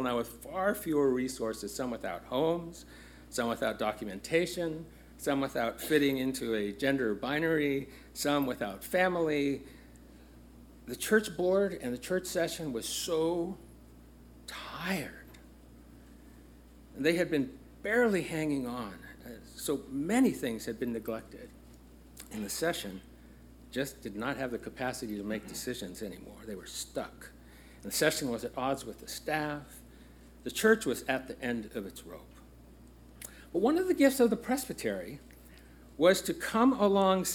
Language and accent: English; Los Angeles, California, United States; It is exactly 1 mile from where I was born. It's just a few miles north of where I grew up in Los Angeles, South Central Los Angeles.